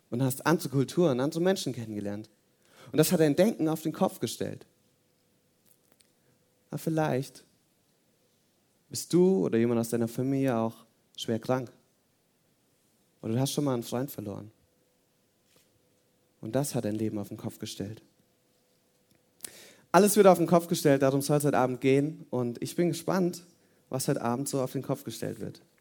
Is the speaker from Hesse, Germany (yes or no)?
yes; Hesse, Germany; now in Oberirsen, Germany; komme hier aus der Nähe, aus so einem Kaff, heißt Oberirsen. Und ähm, ursprünglich bin ich aus Hessen und ich habe fünf Geschwister.